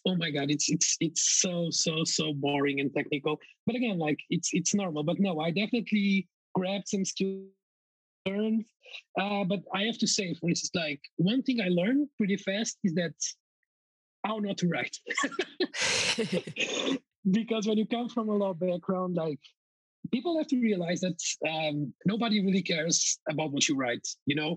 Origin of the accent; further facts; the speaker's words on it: Coimbra, Centro, Portugal; moved away as an adult; Coimbra, my hometown